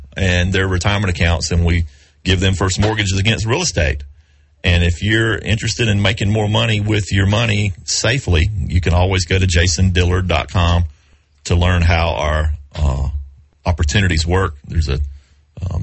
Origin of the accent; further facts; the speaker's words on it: Southern, United States; accent: Southern; my Southern accent